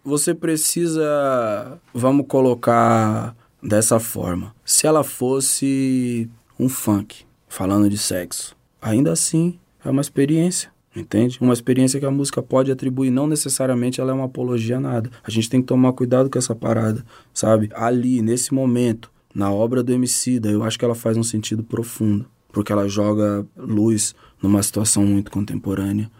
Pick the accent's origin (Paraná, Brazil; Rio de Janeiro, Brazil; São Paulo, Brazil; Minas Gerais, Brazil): São Paulo, Brazil; eu sou de São Paulo